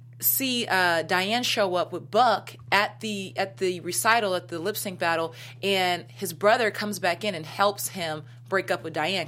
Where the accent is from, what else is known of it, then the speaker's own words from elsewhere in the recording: Seattle, Washington, United States; I'm from Seattle